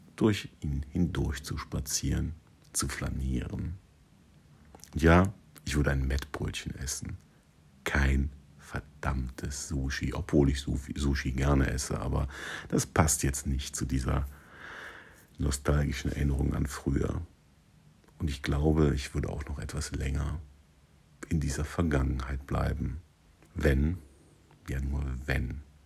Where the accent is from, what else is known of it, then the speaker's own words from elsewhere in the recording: Siegburg, North Rhine-Westphalia, Germany; also born or lived in Sankt Augustin; Ich wurde 1978 in Siegburg geboren und kann deshalb mit Fug und Recht behaupten, dass dieses Einkaufszentrum Teil meiner Kindheit und Jugend gewesen ist